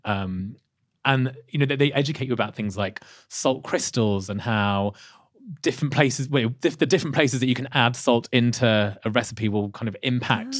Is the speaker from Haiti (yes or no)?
no; Leicester, East Midlands, United Kingdom; not far from where I was born in Leicester.